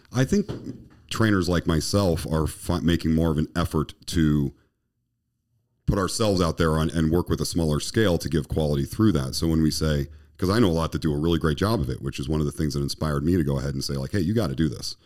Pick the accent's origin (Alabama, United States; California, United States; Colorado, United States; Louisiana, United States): Colorado, United States; moved away; where I was raised in Colorado